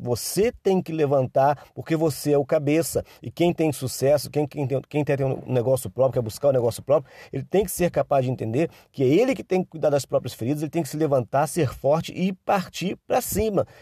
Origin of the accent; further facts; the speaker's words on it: Nova Friburgo, Rio de Janeiro, Brazil; now in São Paulo, Brazil; minha cidade natal, lá em Nova Friburgo, Rio de Janeiro.